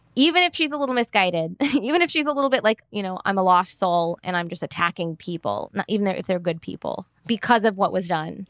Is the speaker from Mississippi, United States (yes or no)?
yes; Mississippi, United States; my hometown in Mississippi